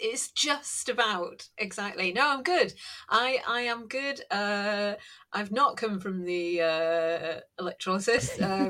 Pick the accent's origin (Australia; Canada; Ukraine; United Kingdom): United Kingdom; North East England; And Northeasterner, because I am, you know, I was brought up in the Northeast, all over the Northeast.